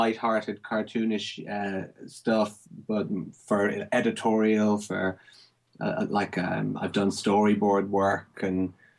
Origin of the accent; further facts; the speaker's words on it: Ireland; moved away as an adult; now in Berkhamsted, United Kingdom; I'm originally from Ireland, but I've been living here for about 6.5 years now